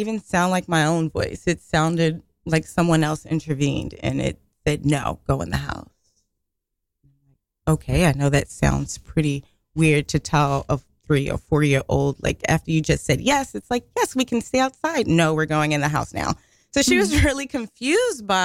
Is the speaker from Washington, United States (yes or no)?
no; New York City, New York, United States; growing up in Brooklyn